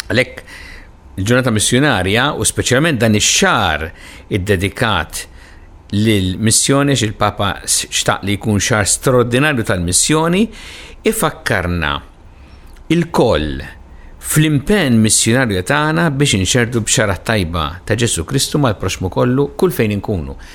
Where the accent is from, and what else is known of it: Malta